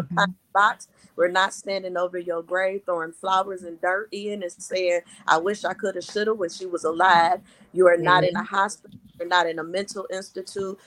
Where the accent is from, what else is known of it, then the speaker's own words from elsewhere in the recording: Madison, Mississippi, United States; now in Michigan, United States; I was raised in Madison, Mississippi, outside of Jackson, Mississippi